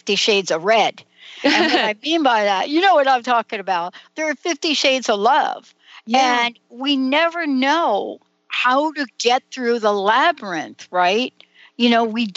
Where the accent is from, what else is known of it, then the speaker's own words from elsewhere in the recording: New York, United States; Many of us growing up in New York